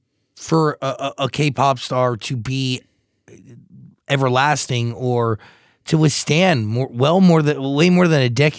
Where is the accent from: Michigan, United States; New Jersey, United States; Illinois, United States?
New Jersey, United States; Wayne; I'm from Wayne.